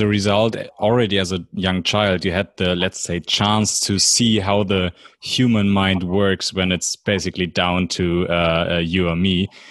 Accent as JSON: {"language": "English", "country": "Germany", "accent": "German", "second_language": "English", "said": "this wonderful German accent"}